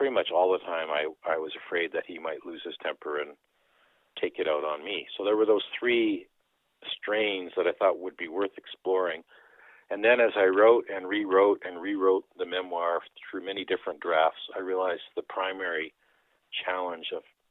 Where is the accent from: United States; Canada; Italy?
Canada; first language Dutch; English is a second language; And I grew up thinking, I'm not a Canadian, I'm Dutch. In fact, English is my second language. I learned Dutch at home